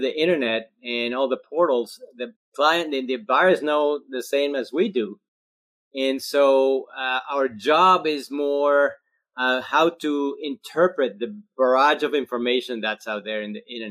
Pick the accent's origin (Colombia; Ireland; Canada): Colombia; first language Spanish; English is a second language; also born or lived in Australia; now in Charleston, United States; I'm originally from Colombia, South America, and I'm Spanish speaking. That's my first language.